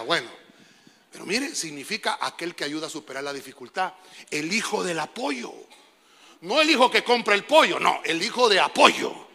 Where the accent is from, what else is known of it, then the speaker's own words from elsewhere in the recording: Honduras; Dios nos dio el privilegio de nacer en esta bendita tierra